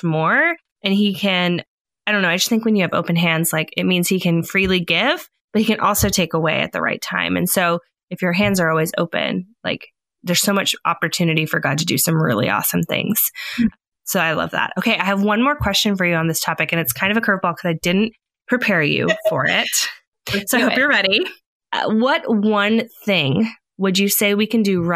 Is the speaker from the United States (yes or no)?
yes; California, United States; moved away; I'm originally from California. We definitely say soda and shopping cart